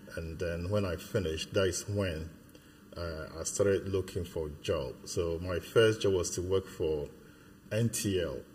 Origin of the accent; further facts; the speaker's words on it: Ghana; now in United Kingdom; I was born in Ghana. I, I, lived in Ghana my childhood in Ghana, but at this moment, I'll probably say I've lived more years in the UK than in Ghana.